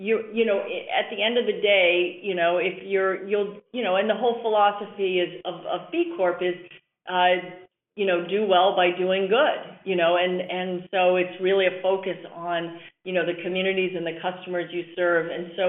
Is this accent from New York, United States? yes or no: yes; New York City, New York, United States; I came from New York City. I go back there all the time.